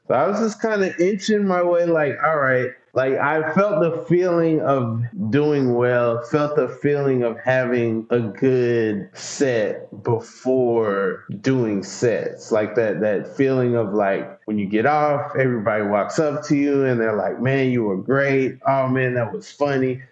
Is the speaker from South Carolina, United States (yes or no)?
no; Atlanta, Georgia, United States; moved away as an adult; now in New York, United States; My address, you know, if I if I show you my ID, it would say Atlanta. That's totally different. I go to Atlanta public schools.